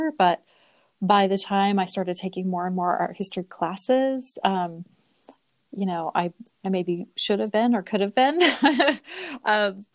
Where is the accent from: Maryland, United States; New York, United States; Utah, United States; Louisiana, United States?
Utah, United States; Sandy; moved away as an adult; also born or lived in Pennsylvania; I grew up in Sandy, Utah. So I'm a Utah native